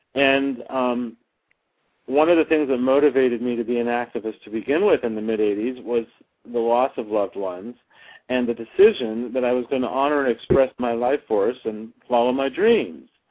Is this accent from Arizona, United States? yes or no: yes; Flagstaff, Arizona, United States; moved away as an adult; also born or lived in Tucson, Arizona; now in Los Angeles, United States; I was born and raised in Arizona. I was born in Tucson. I grew up in Flagstaff